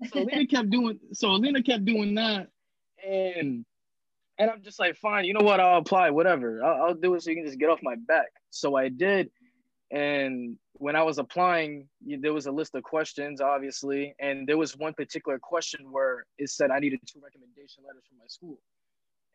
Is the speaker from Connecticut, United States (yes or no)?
yes; New Haven, Connecticut, United States; now in East Providence, United States; I'm originally from New Haven, Connecticut, but I live in East Providence, Rhode Island now